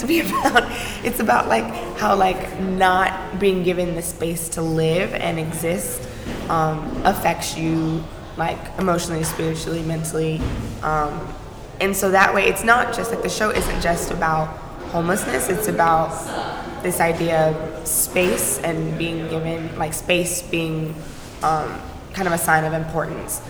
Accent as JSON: {"language": "English", "town": "Atlanta", "region": "Georgia", "country": "United States", "said": "I'm from Atlanta. My mom's side is from Atlanta"}